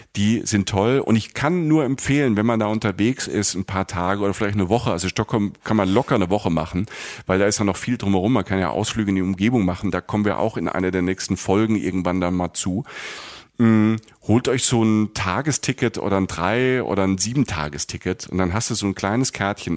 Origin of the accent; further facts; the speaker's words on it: Germany; bei uns in Deutschland